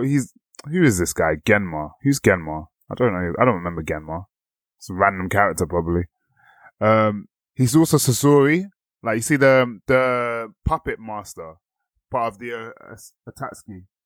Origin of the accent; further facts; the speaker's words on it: England, United Kingdom; us being English and, like, British people